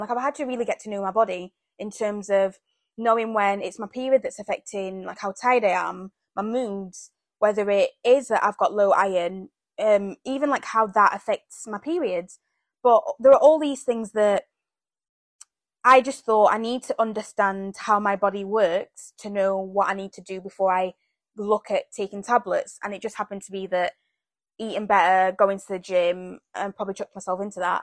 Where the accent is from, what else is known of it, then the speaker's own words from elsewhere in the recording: Zambia; moved away; I was born in Zambia